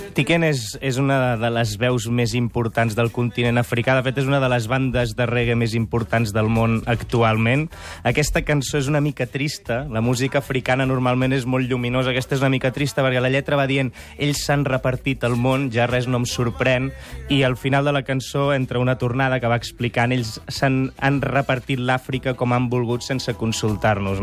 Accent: Sant Joan de les Abadesses, Catalonia, Spain; Sant Joan de les Abadès, al meu poble

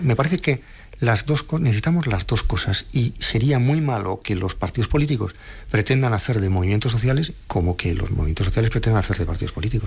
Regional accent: Navarre, Spain; yo soy un nacionalista vasco de Navarra

